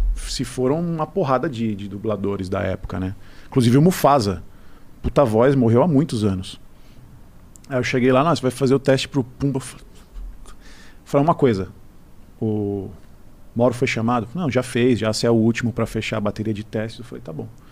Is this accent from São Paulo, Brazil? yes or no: yes; São Paulo, Brazil; eu sou paulista